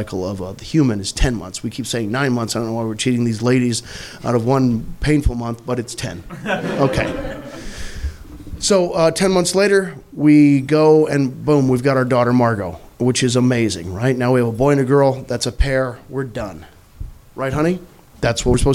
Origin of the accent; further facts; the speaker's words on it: Missouri, United States; I'm from Missouri.